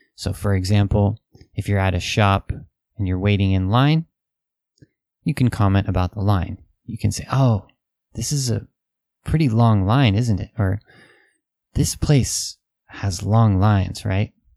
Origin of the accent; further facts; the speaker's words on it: United States; Western people, especially American people